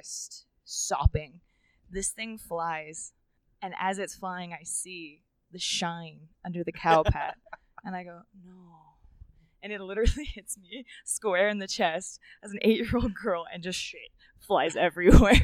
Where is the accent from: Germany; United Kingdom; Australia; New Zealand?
New Zealand; moved away; also born or lived in Reno, Nevada; I was born in Reno, Nevada, but my mom and dad, my mom is from New Zealand and my dad is from the US, and they raised me in New Zealand